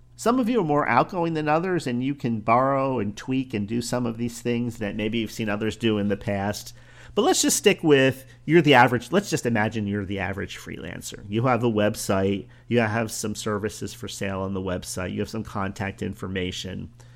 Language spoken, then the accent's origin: English; Northeast, United States; now in Florida, United States; I come from the Northeast